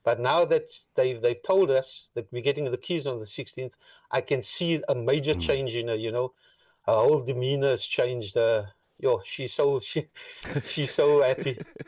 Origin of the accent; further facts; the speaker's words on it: Cape Town, Western Cape, South Africa; born there; I was born in District 6, yeah.